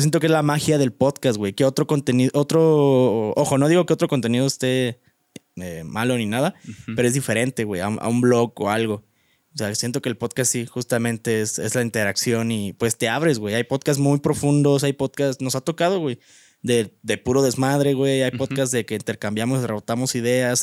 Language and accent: Spanish; Guanajuato, Mexico; moved away; mi pueblo, a mi ranchito